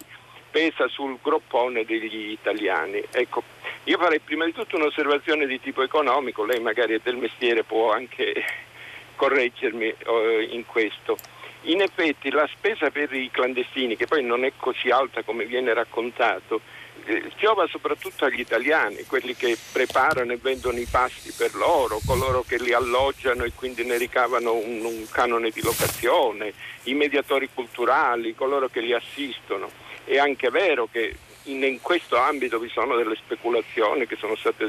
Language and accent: Italian; Calabria, Italy; io sono calabrese